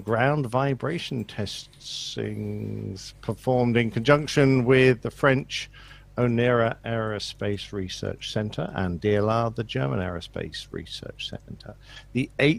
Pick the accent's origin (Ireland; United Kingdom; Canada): United Kingdom; England; I'm an Englishman.